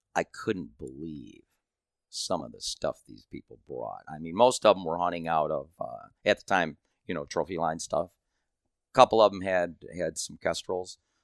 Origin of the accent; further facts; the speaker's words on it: Michigan, United States; I'm from Michigan